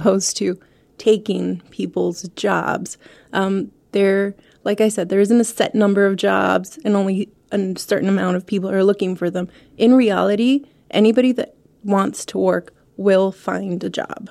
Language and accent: English; El Paso, Texas, United States; moved away as an adult; now in Ohio, United States; Since I was born in El Paso, I grew up in El Paso.